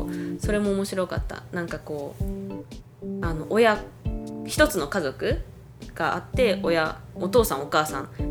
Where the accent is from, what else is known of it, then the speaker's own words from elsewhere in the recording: Hokkaido, Japan; moved away as an adult; now in Taiwan; 北海道から来ました